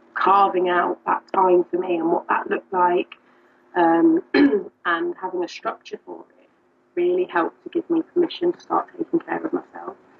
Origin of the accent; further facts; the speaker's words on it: United Kingdom; now in Liverpool, United Kingdom; I'm not from Liverpool, I'm from further down south